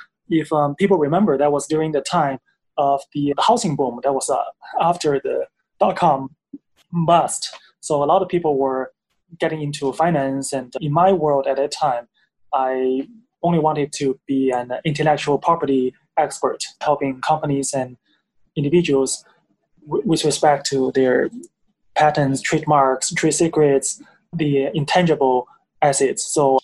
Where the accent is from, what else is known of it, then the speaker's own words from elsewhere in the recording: Beijing, China; moved away; also born or lived in Missouri, United States / Northern California, United States; I grew up in Beijing. I'm from China, but these days very much a world citizen. I finished most of my college and law school in the U.S.